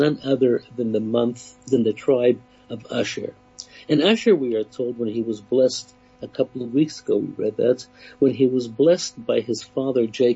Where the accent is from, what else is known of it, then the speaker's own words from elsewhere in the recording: Canada; I grew up in Canada